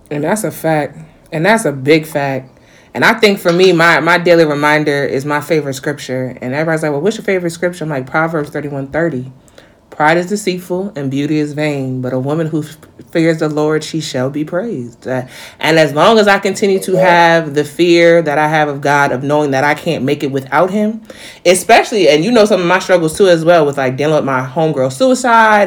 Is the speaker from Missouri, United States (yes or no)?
no; New York, United States; now in North Carolina, United States; being a New Yorker and coming to South Carolina, not South Carolina, North Carolina